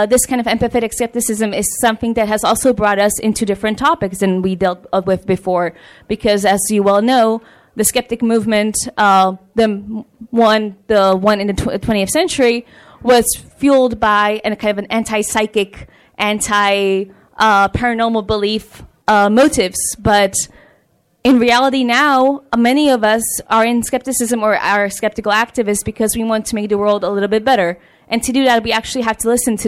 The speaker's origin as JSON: {"language": "English", "country": "Germany", "tie": "born or raised there", "moved": "yes", "said": "my home country"}